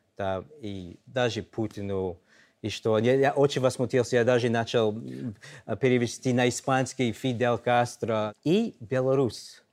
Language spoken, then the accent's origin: Russian; New York, United States; Russian is a second language; moved away as an adult; now in Belarus; мы из Нью-Йорка